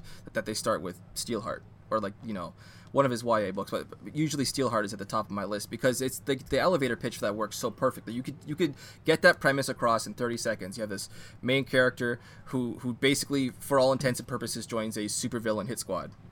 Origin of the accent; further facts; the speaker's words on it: Canada; As a Canadian who grew up, you know, kind of immersed in a lot of the French language and culture